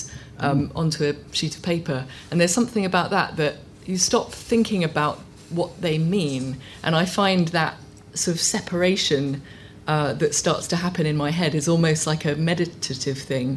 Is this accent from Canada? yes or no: no; Hong Kong; growing up in Hong Kong and hearing my mum speaking a language, Cantonese, which I couldn't, except in smatterings, understand